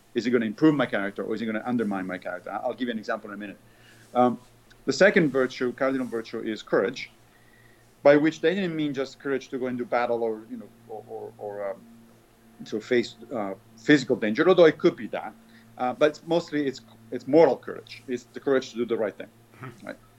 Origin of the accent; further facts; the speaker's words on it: Rome, Lazio, Italy; when I was a kid, I grew up in the Catholic in Rome, and I grew up in the Catholic Church